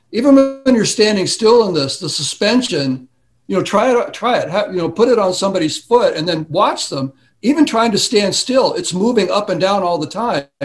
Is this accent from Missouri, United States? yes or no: no; Wisconsin, United States; You know, I'm from Wisconsin, so they